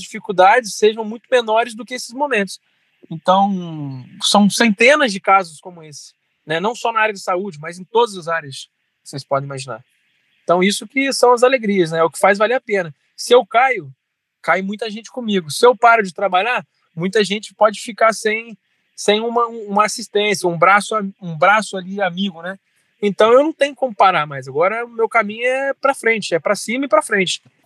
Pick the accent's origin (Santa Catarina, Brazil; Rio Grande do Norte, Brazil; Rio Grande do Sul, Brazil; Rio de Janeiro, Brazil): Rio de Janeiro, Brazil; Resende; nasci em Resende, fui criado aqui em Resende